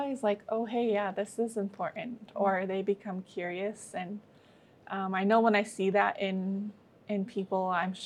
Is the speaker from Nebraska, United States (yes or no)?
no; Lummi Nation, Washington, United States; I'm from the Lummi Nation.